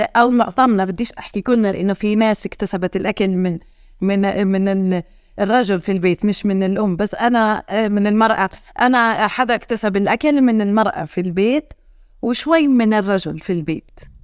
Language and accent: Arabic; Hebron, Hebron Governorate, Palestine; accent: Hebronite; also born or lived in Jerusalem / Italy; ولدت في الخليل سنة 1982